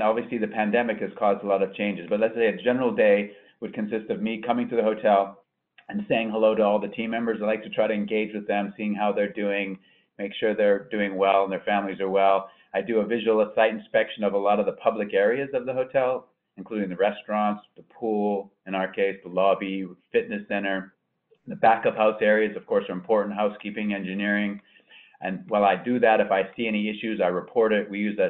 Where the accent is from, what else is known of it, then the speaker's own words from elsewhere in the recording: Vancouver, British Columbia, Canada; moved away as an adult; also born or lived in Chicago / New York; now in Miami, United States; I grew up in Vancouver, British Columbia, Canada, and I went to hotel school there.